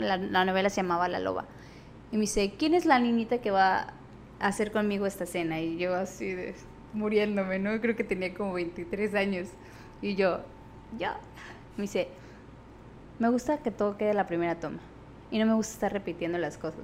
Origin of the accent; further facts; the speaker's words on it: Tabasco, Mexico; moved away as an adult; also born or lived in Mexico City; yo también soy de Tabasco